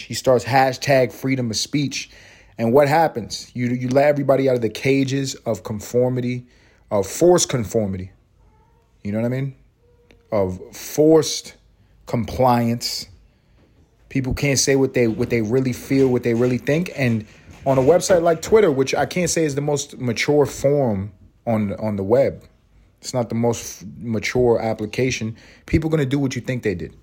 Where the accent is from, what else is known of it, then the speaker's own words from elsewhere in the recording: New York City, New York, United States; I grew up in Harlem. I grew up in Spanish Harlem